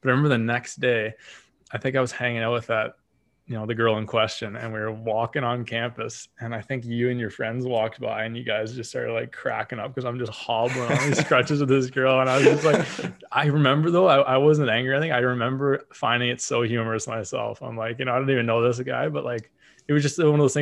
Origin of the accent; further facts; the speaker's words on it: Waterloo, Ontario, Canada; also born or lived in Windsor, Ontario / France; I'm from Waterloo, went to the University of Windsor where I met Zach, did my master's in France, and now I'm here in my parents' basement.